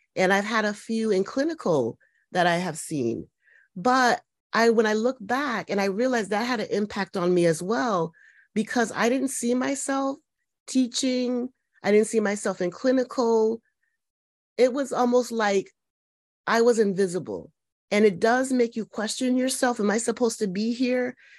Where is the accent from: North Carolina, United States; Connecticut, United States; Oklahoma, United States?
Connecticut, United States; I'm from Connecticut, kind of pretty much born and raised here.